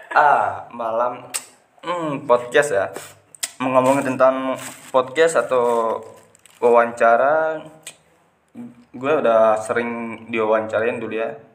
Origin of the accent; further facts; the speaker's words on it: Lombok, West Nusa Tenggara, Indonesia; Lahir di daerah Lombok, uh, asli Lombok